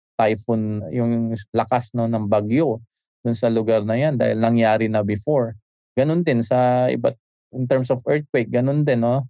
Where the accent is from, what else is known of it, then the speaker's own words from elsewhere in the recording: Isabela, Cagayan Valley, Philippines; now in Manila, Philippines; sa amin sa sa region to noon sa Isabela